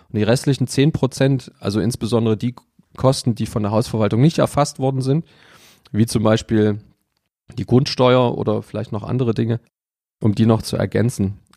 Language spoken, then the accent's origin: German; Leipzig, Saxony, Germany; also born or lived in Munich; also ich bin gebürtiger Leipziger, ich habe mal fünf Jahre in München gelebt und ähm, das waren die Jahre 2000 bis 2004.